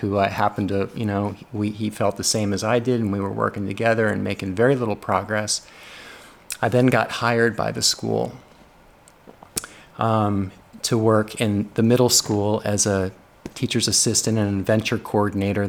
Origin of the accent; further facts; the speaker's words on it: Los Angeles, California, United States; now in Shreveport, United States; I grew up in Los Angeles, and I grew up less than a mile away from what we called the LA Wash